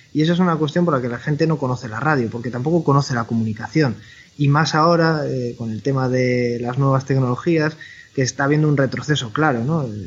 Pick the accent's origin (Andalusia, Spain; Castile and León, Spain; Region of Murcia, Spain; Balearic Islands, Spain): Castile and León, Spain; Valladolid; moved away as an adult; also born or lived in Madrid; now in Galicia, Spain; Yo soy de Valladolid, estudié periodismo en Valladolid